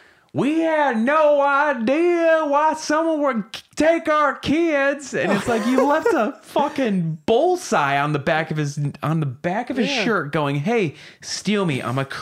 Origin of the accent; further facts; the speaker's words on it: Chicago, Illinois, United States; Yeah, we're from Chicago. Chicago in quotes